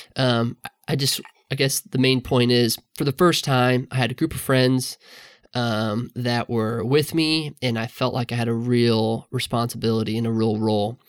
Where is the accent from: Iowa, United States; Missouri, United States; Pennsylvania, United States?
Missouri, United States; the Northland; I grew up in the Northland, uh, north of the river